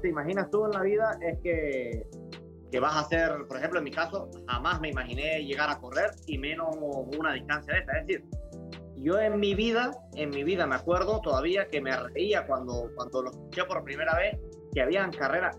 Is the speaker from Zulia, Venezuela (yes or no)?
no; Mérida, Venezuela; now in Spain; yo soy de Mérida, que es una zona andina